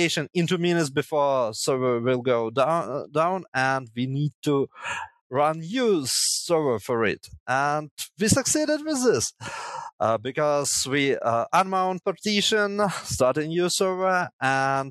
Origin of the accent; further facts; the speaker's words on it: Chernihiv, Chernihiv Oblast, Ukraine; originally I'm from Chernihiv and studied here in Chernihiv Technological University